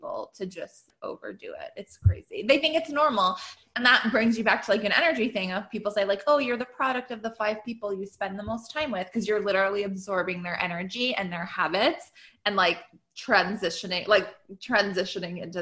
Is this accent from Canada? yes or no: yes; Canada; I'm Canadian.